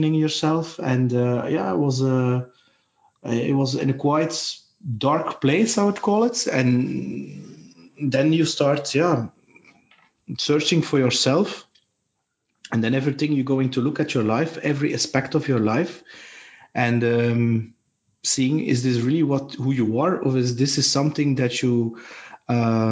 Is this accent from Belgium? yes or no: yes; Belgium; I'm from Belgium